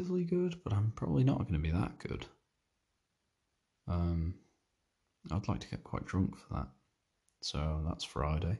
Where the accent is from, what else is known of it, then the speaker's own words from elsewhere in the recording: Isle of Man; I'm from the British Isles, but like, we're Manx